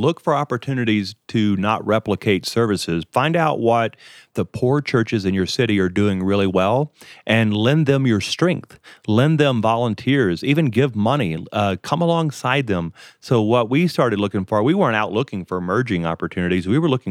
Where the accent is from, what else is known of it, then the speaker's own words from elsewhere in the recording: Colorado, United States; also born or lived in Texas / Louisiana; I am from Colorado and Texas and Louisiana.